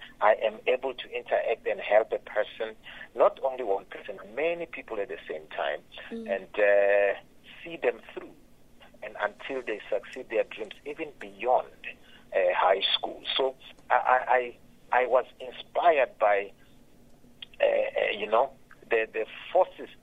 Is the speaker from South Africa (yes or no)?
yes; Limpopo, South Africa; also born or lived in Phalaborwa; I'm from Limpopo in a small village called Makuba in Guyana. That's where I was born. But now I stay in Phalaborwa.